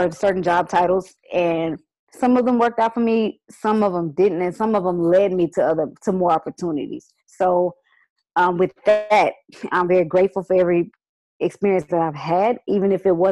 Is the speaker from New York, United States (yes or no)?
no; Houston, Texas, United States; I was born and raised in Houston, Texas, Fifth Ward area to be exact